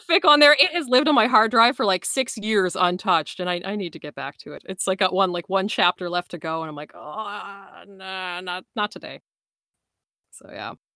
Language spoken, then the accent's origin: English; Canada; I'm from Atlanta, Canada